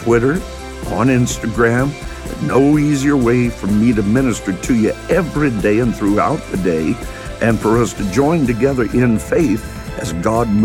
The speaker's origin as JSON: {"language": "English", "region": "Kentucky", "country": "United States", "said": "I'm from Kentucky"}